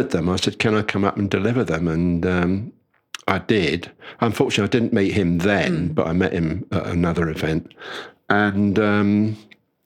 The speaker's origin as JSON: {"language": "English", "region": "London", "country": "United Kingdom", "tie": "born or raised there", "said": "when I grew up in North London, I used to go to Highgate Ponds"}